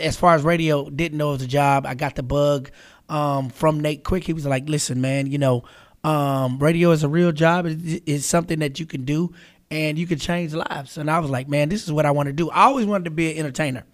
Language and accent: English; Charlotte, North Carolina, United States; I was born and raised here in Charlotte.